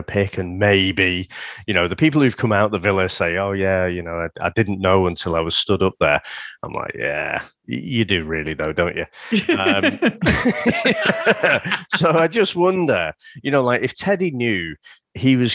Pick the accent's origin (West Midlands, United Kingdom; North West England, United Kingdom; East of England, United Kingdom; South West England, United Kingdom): North West England, United Kingdom; St Helens; I grew up mostly in St. Helens